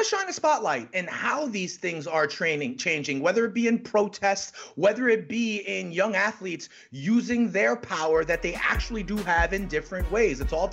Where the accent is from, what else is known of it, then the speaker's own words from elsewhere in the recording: Prince George's County, Maryland, United States; making an impact the same way that my foundation has been able to in my hometown of Prince George's County.